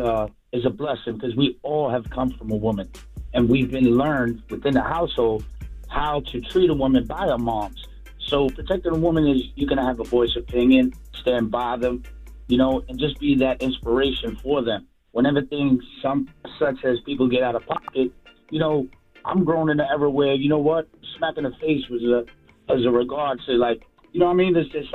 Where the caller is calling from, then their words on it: Hoboken, New Jersey, United States; I'm calling from Hoboken, New Jersey.